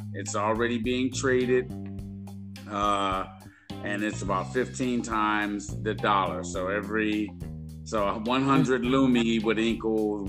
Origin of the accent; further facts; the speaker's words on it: Chicago, Illinois, United States; moved away as an adult; now in Los Angeles, United States; I'm originally from Chicago, Illinois. Been out here in LA since 95